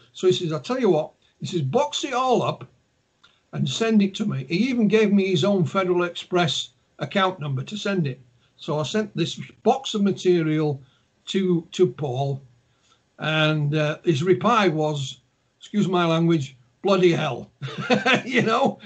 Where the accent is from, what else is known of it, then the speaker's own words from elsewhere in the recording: Yorkshire and the Humber, United Kingdom; accent: Yorkshire; my, my accent, my Yorkshire accent